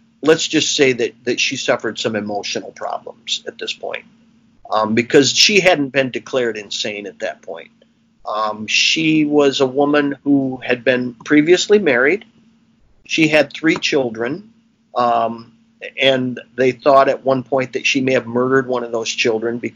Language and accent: English; Williamston, United States; growing up in Williamston in the 1960s